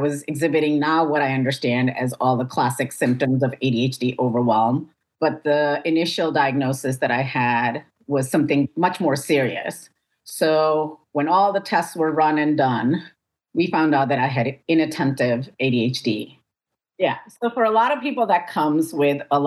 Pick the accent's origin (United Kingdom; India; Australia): India; moved away as an adult; now in United States; I was born in the United States, raised in India, and then I moved back to the United States for grad school.